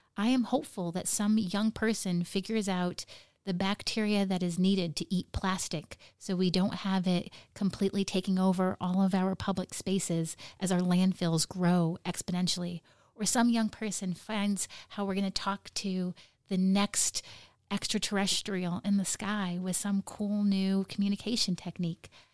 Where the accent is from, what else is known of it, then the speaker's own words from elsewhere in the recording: Nome, Alaska, United States; growing up in Nome